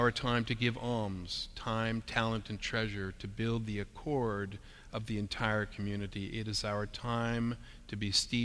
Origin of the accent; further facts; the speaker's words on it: Canada; us as Canadian Christians